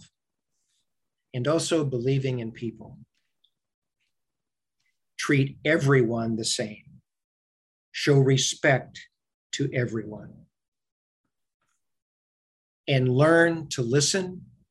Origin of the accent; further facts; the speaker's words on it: Macon, Missouri, United States; my hometown